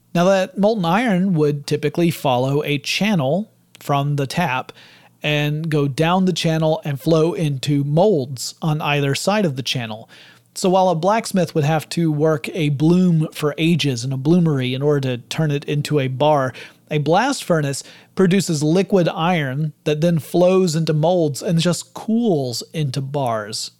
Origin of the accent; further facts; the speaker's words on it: the South, United States; I'm from the South